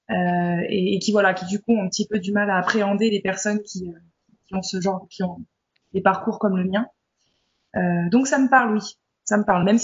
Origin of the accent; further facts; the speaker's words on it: France; je suis, je suis française, bon, d'origine, hein.